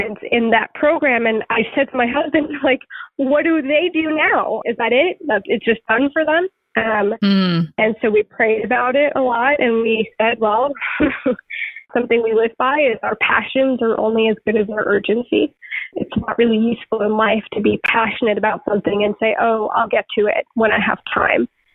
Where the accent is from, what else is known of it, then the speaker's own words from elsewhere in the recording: Suffolk County, Long Island, New York, United States; I grew up on Long Island, Suffolk County, Long Island